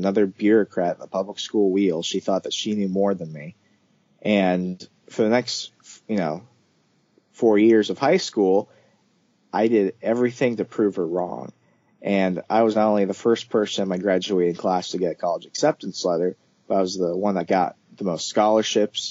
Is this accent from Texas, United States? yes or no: no; Arizona, United States; first language English; English is my only language, ma'am. I'm from Arizona. I was born in America.